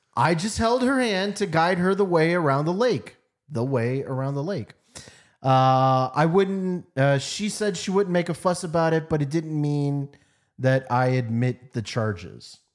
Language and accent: English; United States; I'm American